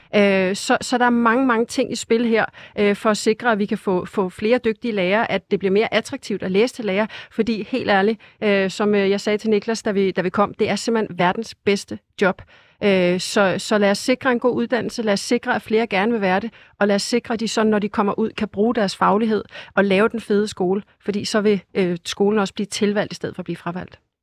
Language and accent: Danish; Hillerød, Capital Region of Denmark, Denmark; jeg kommer selv fra Hillerød, hvor vi har ret mange forskellige også øh, frie skoler